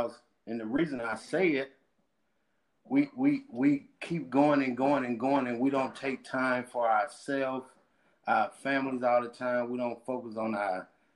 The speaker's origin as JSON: {"language": "English", "town": "Starkville", "region": "Mississippi", "country": "United States", "tie": "born or raised there", "also_born_or_lived": "Alabama / St. Louis, Missouri", "moved": "as an adult", "lives_now": "Dallas, United States", "said": "I'm from Starkville, Mississippi. That's in central part of the state"}